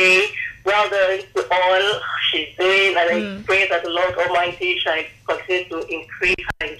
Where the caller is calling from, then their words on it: Bariga, Lagos, Nigeria; calling from Bariga.